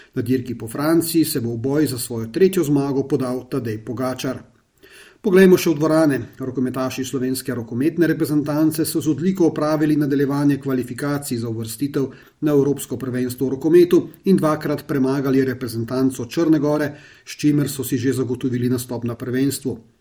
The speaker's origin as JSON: {"language": "Slovenian", "country": "Slovenia"}